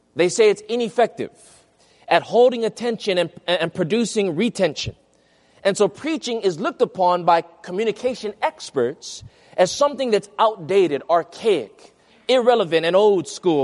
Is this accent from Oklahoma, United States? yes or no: no; Hawaii, United States; my hometown in Hawaii